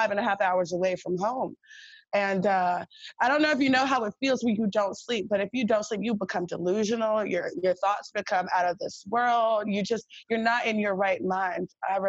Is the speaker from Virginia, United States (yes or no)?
yes; Virginia Beach, Virginia, United States; I'm from Virginia too. I'm from Virginia Beach.